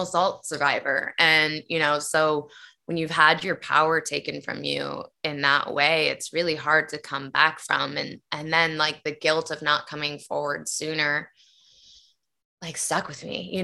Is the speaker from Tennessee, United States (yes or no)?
yes; Nashville, Tennessee, United States; my dad was a country singer, and that's why I was born in Nashville, Tennessee